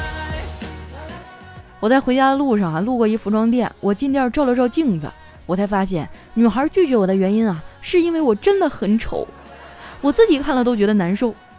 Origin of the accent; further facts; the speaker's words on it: Harbin, Heilongjiang, China; moved away as an adult; also born or lived in southern China; 在我老家哈尔滨，抢着结账，几乎可以算是一项极限运动了